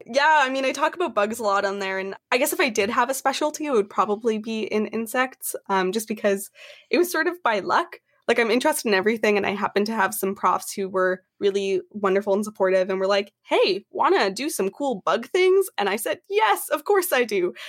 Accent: Canada; I am from Canada

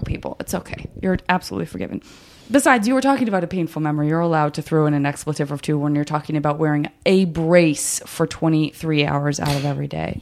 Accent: Arizona, United States; I'm from Arizona.

